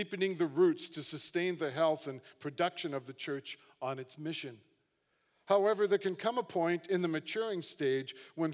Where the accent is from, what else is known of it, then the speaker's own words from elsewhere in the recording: Hamilton, Ontario, Canada; as a young guy, I grew up in Hamilton, just down the QEW